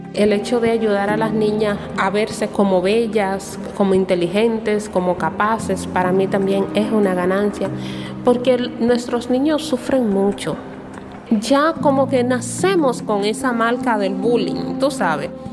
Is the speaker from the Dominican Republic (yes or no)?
yes; Dominican Republic; legalmente no somos dominicanos en la misma categoría o nivel que todos los demás dominicanos